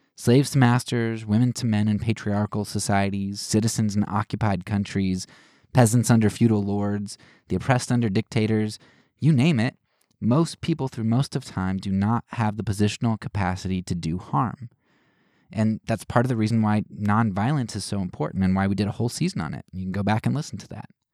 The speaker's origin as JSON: {"language": "English", "country": "United States", "said": "as Americans"}